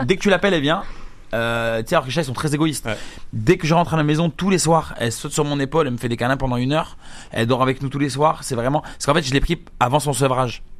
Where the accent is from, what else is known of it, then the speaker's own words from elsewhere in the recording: Algeria; je suis pas brésilien, je suis algérien